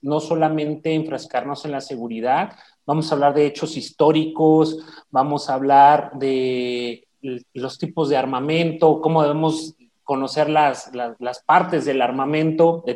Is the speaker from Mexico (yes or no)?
yes; Chihuahua, Mexico; soy originario de Chihuahua